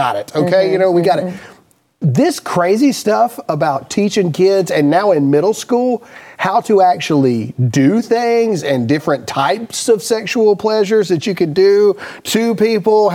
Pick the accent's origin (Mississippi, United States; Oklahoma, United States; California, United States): Mississippi, United States; I'm from Mississippi